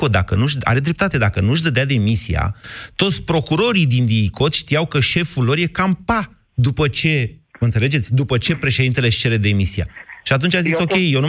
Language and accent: Romanian; Oltenia, Romania; Bine, eu sunt oltean, oltenii cred că da.